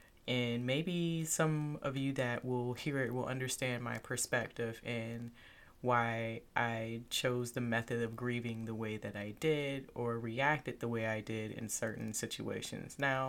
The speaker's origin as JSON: {"language": "English", "town": "Lufkin", "region": "Texas", "country": "United States", "tie": "born there", "said": "So I was born in Texas. I was born in a little town called Lufkin."}